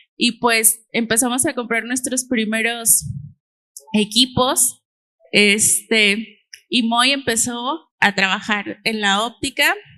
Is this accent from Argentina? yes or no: no; Xalapa, Veracruz, Mexico; moved away; nosotros somos de Jalapa